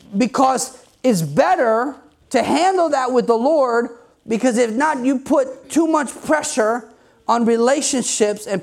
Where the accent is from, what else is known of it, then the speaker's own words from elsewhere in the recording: New Jersey, United States; I'm from New Jersey.